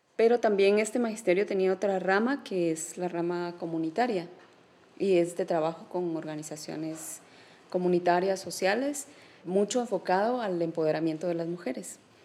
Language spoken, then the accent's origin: Spanish; San Martín Jilotepeque, Chimaltenango, Guatemala; yo nací en San Martín Gilatepeque, el municipio de Chimaltenango